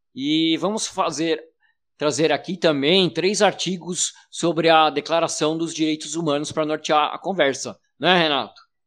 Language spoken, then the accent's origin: Portuguese; São Paulo, Brazil; moved away as an adult; now in Santos, Brazil; eu sou de São Paulo, mas durante a pandemia me mudei para o litoral, para Santos